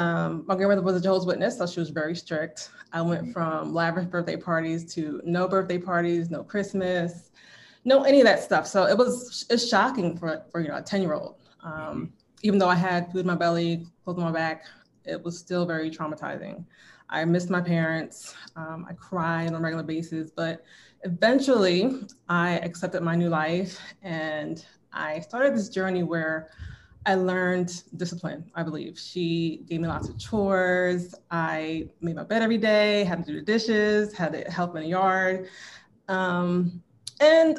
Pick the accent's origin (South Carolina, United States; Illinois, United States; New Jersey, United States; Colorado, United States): New Jersey, United States; Willingboro; I'm from New Jersey. I lived in Willingboro.